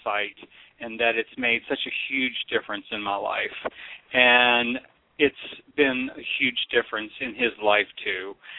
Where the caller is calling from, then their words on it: Charlottesville, Virginia, United States; from Charlottesville.